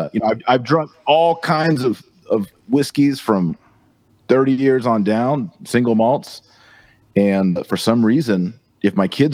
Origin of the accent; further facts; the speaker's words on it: Texas, United States; I'm from Texas.